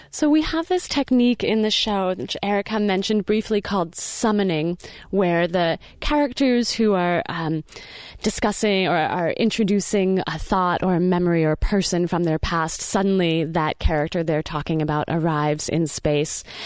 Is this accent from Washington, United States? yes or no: yes; outside of Seattle, Washington, United States; now in Portland, United States; growing up outside of Seattle, I feel like I saw and heard and thought about slugs a lot more than I do in Portland